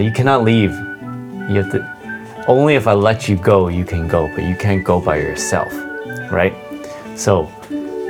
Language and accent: English; Canada; I'm from Canada, I'm Canadian.